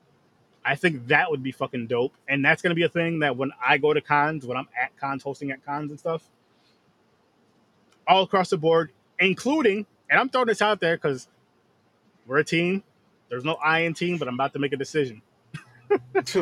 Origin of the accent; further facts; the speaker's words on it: Schenectady, New York, United States; Schenectady, New York. Yes, my hometown